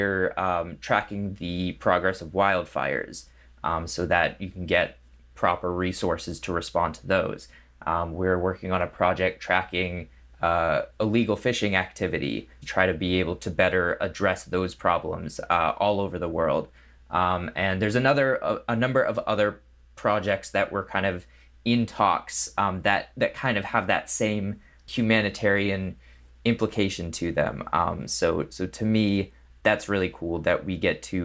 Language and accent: English; New England, United States; now in Los Angeles, United States; I grew up in New England, in the cold